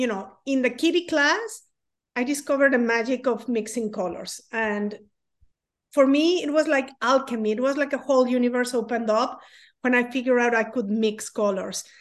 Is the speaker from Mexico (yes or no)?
yes; Mexico; moved away as an adult; now in United States; I'm from Mexico. In Mexico, it's very common that you do a lot of things